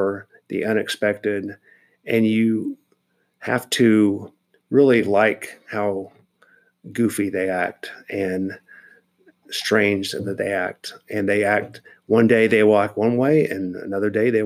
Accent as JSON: {"language": "English", "town": "Wichita", "region": "Kansas", "country": "United States", "tie": "born or raised there", "moved": "yes", "said": "growing up in Kansas"}